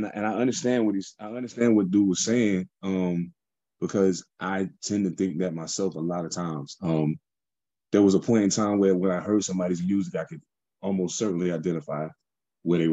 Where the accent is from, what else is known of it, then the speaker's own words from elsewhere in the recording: East Coast, United States; moved away; I'm from the East Coast